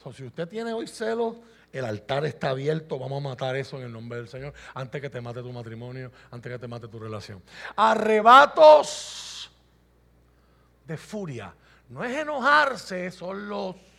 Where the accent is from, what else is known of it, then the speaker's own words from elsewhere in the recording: Puerto Rico; Yo soy puertorriqueño